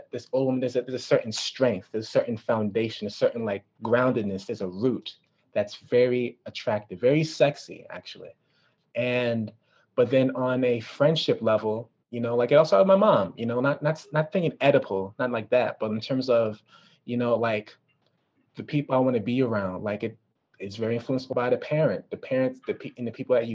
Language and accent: English; Washington, District of Columbia, United States; also born or lived in New York / California; I'm from DC. I was raised in DC.